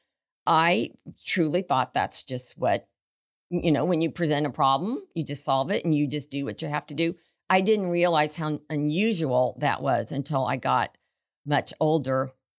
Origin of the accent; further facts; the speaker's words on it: Missouri, United States; I grew up in Missouri.